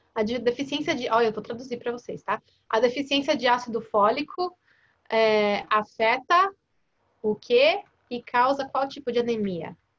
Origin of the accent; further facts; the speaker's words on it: Brazil; moved away as an adult; also born or lived in Los Angeles, United States; now in United States; Nasci no Brasil